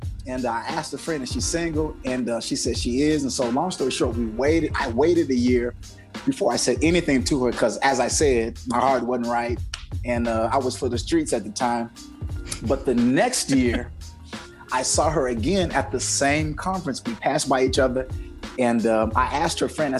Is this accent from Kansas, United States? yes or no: yes; Kansas, United States; I'm from Kansas